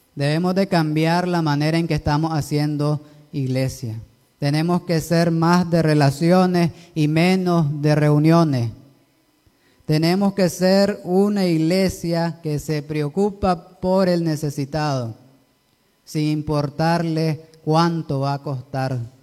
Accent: Nicaragua; así somos los nicaragüenses

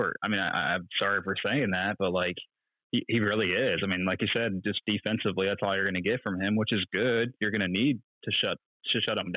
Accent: Tampa, Florida, United States; I'm from Tampa

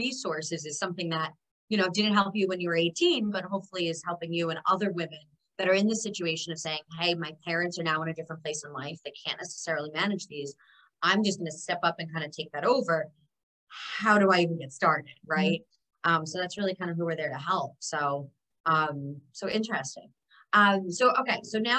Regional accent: New York City, New York, United States; as a New Yorker or anybody that's ever visited New York City

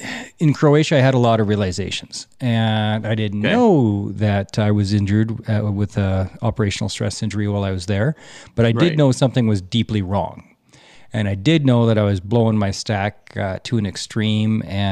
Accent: Alberta, Canada; Well, I am an Alberta boy.

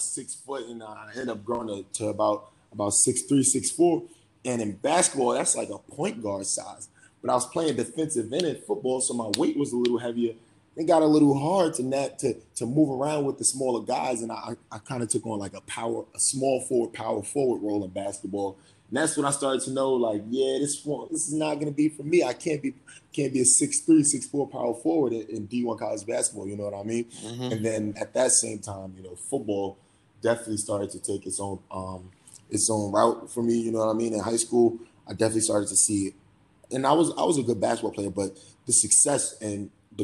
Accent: New York City, New York, United States; moved away as an adult; being from Brooklyn, you know, I got a lot of pride in being from New York, but not just New York, Brooklyn

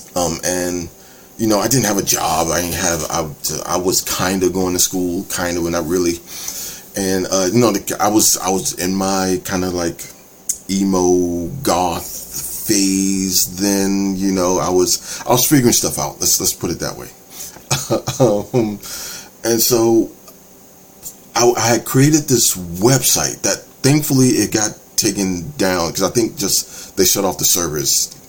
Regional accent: D.C., Maryland, United States; I'm from the Maryland, D.C., Virginia area

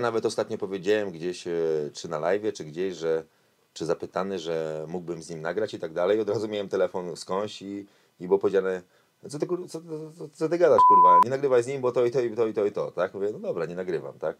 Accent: Warsaw, Masovian Voivodeship, Poland; also born or lived in Kraków; a ja, mówię, z Warszawy

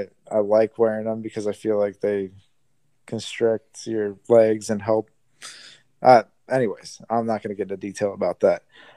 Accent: Australia; accent: Australian; And I go, "Oi, buddy," in my Australian accent.

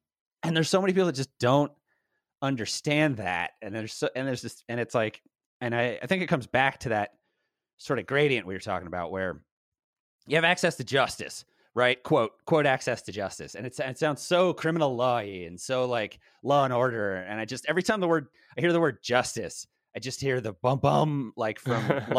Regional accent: Baltimore, Maryland, United States; now in Los Angeles, United States; I'm from Baltimore.

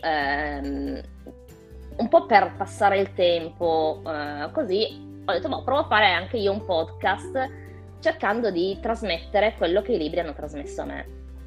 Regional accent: Turin, Piedmont, Italy; io sono di Torino

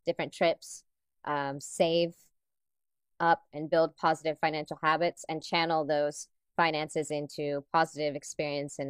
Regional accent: Dominican Republic; I'm originally from the Dominican Republic.

